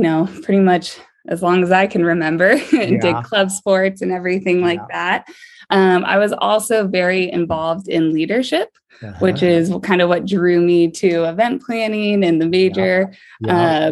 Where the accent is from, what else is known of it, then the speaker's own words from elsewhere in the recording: Auburn, California, United States; moved away as an adult; also born or lived in San Luis Obispo, California; now in San Diego, United States; I grew up in Auburn in Northern California